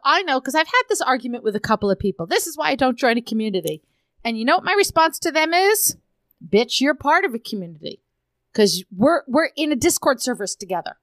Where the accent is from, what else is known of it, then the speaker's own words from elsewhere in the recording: Arizona, United States; I'm from Arizona